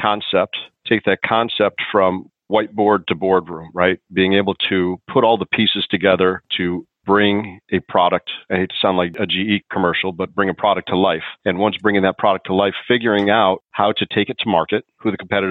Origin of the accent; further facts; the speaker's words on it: Chicago, Illinois, United States; I grew up in Chicago